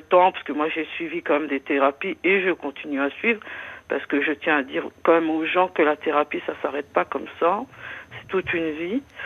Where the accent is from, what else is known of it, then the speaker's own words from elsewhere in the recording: Moselle, Grand Est, France; je suis de la Moselle